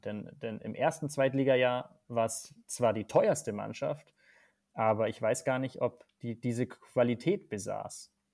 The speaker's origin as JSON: {"language": "German", "region": "Bavaria", "country": "Germany", "said": "ich komme aus Bayern"}